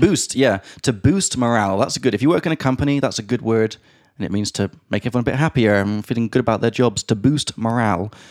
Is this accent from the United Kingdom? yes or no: yes; England, United Kingdom; moved away; from England